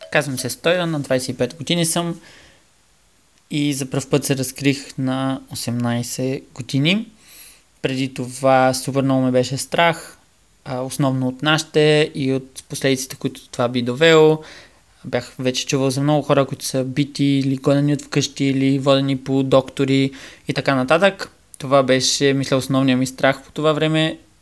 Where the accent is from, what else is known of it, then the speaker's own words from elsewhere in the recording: Bulgaria; moved away as an adult; also born or lived in Norway; на 18 се преместих далече от България